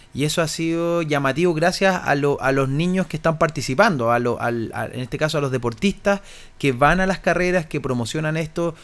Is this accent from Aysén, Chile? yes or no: yes; Coyhaique, Aysén, Chile; yo vengo de Coyhaique